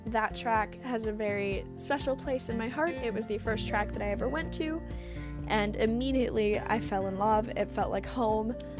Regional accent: Green Bay, Wisconsin, United States; I was born and raised in Green Bay, Wisconsin.

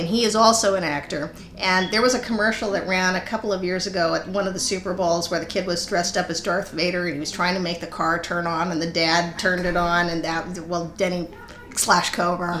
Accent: El Paso, Texas, United States; moved away; I grew up in El Paso

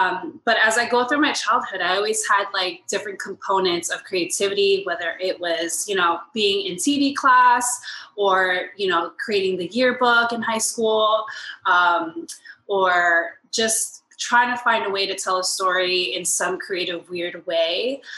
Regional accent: Miami, Florida, United States; also born or lived in Puerto Rico / Lakeland, United States; So I was born in Miami. And I kind of started just jumping around between Miami, Puerto Rico, and then Central Florida, Lakeland to be specific.

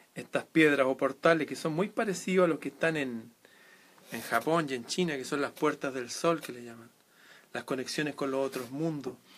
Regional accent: Chile; en Chile, en mi país.

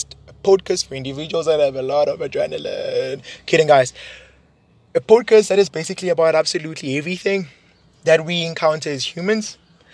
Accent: Johannesburg, Gauteng, South Africa; born and raised in Johannesburg. So I'm a Josie kid.

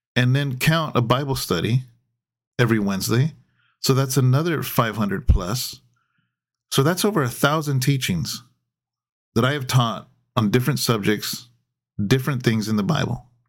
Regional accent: California, United States; being a Californian

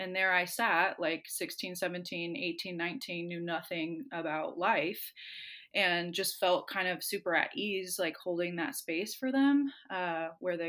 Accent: Seattle, Washington, United States; moved away as an adult; now in West Virginia, United States; I'm like from the Seattle area, very much identify as a little PN dub chick.

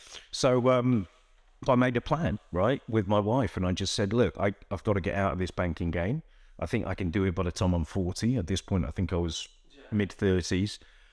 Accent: London, United Kingdom; I grew up in Northwest London. There were bits of where we lived where you needed street smarts.

